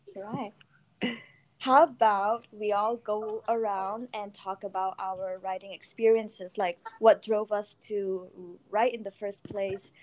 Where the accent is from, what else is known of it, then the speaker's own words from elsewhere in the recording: Malaysia; I'm from Malaysia, somewhere in Asia.